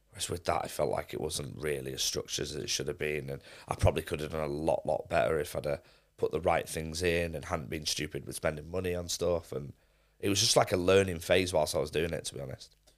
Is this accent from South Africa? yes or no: no; Manchester, North West England, United Kingdom; also born or lived in Leicester; I was actually born in Leicester, but I grew up in Manchester, so I moved there straight away